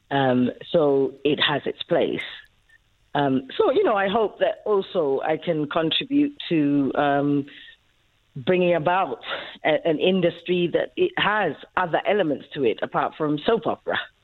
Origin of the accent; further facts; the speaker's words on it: Ethiopia; now in South Africa; born uh, in Ethiopia, but of South African parents. Um, so that's why I ended up here in 1994